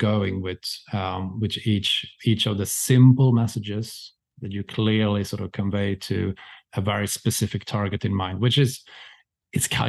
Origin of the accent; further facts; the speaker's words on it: Sweden; I'm from Sweden